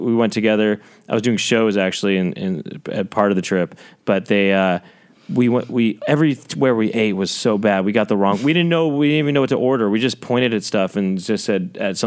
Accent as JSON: {"language": "English", "region": "West Coast", "country": "United States", "said": "I'm from the West Coast."}